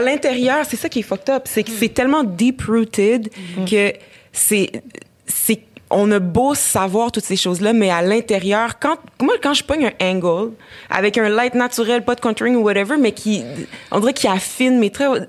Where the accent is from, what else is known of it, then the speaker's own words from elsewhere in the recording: Abitibi, Quebec, Canada; j'ai grandi en Abitibi